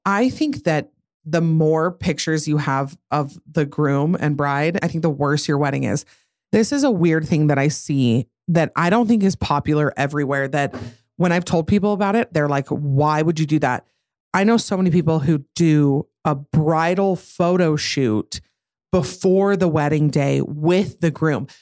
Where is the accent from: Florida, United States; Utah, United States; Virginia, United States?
Utah, United States; I'm from Utah